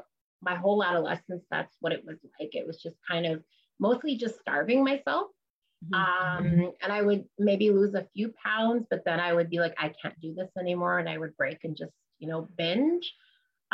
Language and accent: English; Moose Factory, Ontario, Canada; I'm from Moose Factory. It's an island